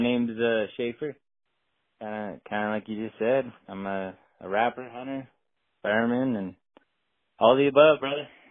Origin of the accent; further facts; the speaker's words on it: Utah, United States; I'm from Utah, so grew up hunting elk and deer, antelope, a little bit of everything